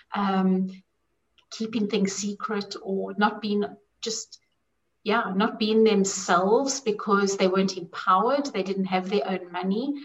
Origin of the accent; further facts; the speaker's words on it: South Africa; I had my own issues with money growing up in South Africa, growing up with a lot of poverty